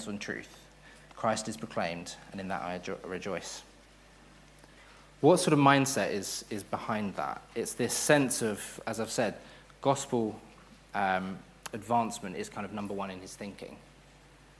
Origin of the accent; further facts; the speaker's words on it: United Kingdom; also born or lived in Hatfield; We're British.